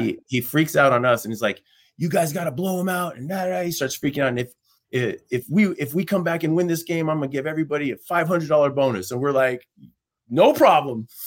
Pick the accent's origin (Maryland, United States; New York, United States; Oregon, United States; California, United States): New York, United States; New York City; moved away; also born or lived in Los Angeles / Boise; I was born in Brooklyn